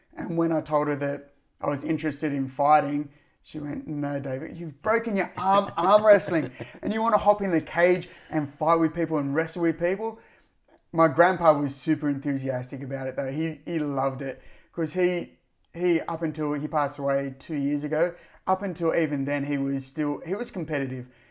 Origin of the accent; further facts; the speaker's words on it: Cronulla, New South Wales, Australia; I'm from the Cronulla district